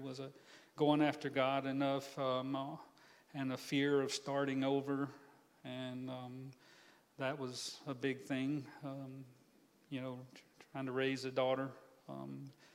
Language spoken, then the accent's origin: English; Atmore, Alabama, United States; I'm from Atmore, Alabama, a little small town right on the Florida-Alabama line, just north of Pensacola, probably about the size of Quincy. Grew up there, had a great childhood